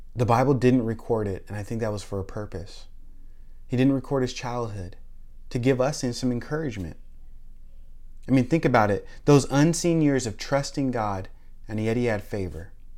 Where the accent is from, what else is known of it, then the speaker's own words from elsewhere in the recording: Tacoma, Washington, United States; moved away as an adult; now in Florida, United States; I grew up in Tacoma, Lakewood